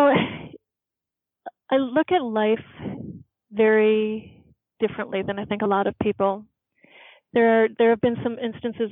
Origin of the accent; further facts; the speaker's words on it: Midwest, United States; I'm from the Midwest